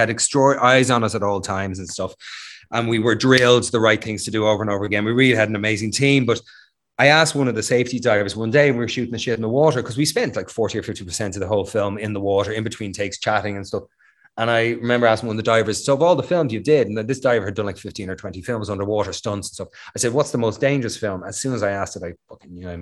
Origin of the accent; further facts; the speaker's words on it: Ireland; Being Irish